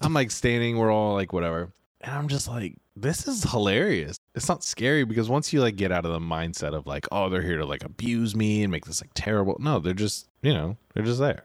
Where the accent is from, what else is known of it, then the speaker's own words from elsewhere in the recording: Sacramento, California, United States; moved away as an adult; I grew up in Sacramento, which is Northern California